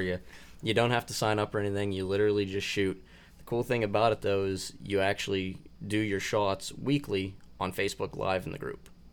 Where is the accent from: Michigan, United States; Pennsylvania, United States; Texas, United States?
Pennsylvania, United States; my home state